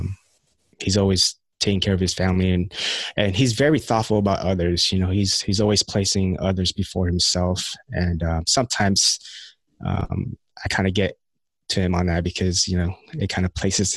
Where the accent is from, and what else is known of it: United States; born or raised there; also born or lived in Philippines